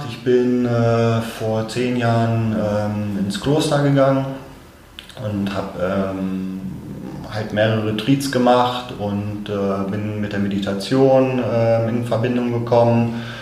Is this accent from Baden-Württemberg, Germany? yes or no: no; Hanover, Lower Saxony, Germany; Hannoveraner, {S1} 51 Jahre alt